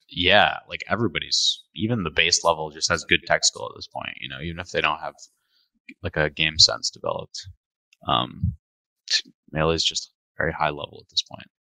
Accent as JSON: {"language": "English", "region": "Midwest", "country": "United States", "moved": "as an adult", "lives_now": "Toronto, Canada", "said": "I come from the Midwest"}